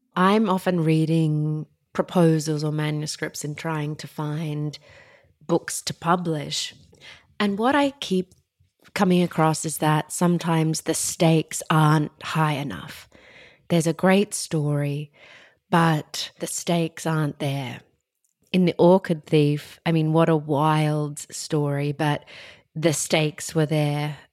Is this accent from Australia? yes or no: yes; Australia; growing up in Australia